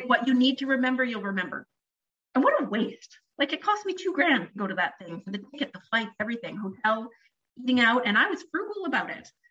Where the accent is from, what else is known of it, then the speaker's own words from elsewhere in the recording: Canada; I'm Canadian.